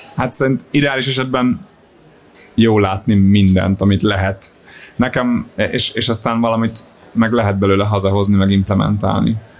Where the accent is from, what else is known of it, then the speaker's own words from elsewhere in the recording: Solymár, Pest, Hungary; also born or lived in Budapest; én Solymáron nőttem fel, meg Budapesten jártam gimibe